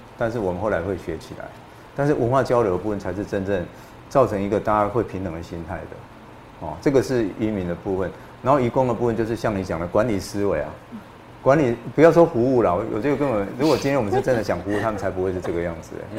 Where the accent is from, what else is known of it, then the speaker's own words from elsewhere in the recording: Taiwan; 像我们台湾人的劳雇关系一样就好了。